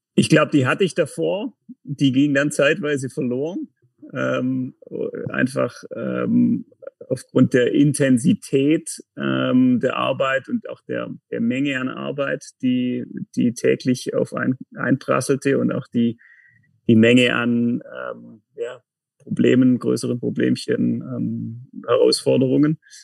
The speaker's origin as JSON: {"language": "German", "town": "Tettnang", "region": "Baden-Württemberg", "country": "Germany", "tie": "born or raised there", "also_born_or_lived": "Konstanz", "moved": "as an adult", "lives_now": "Kreuzlingen, Switzerland", "said": "komme vom Bodensee, bin am Bodensee geboren, in, den, in Tettnang, ähm, Nähe von Friedrichshafen"}